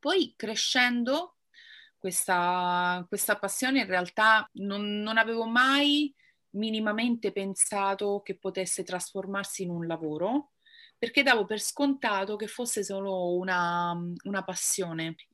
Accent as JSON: {"language": "Italian", "town": "Rome", "region": "Lazio", "country": "Italy", "said": "ho 35 anni e vengo da Roma"}